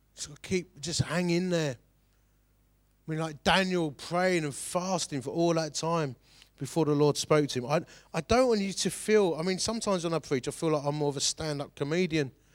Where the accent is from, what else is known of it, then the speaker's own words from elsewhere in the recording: Romford, London, United Kingdom; I'm from Romford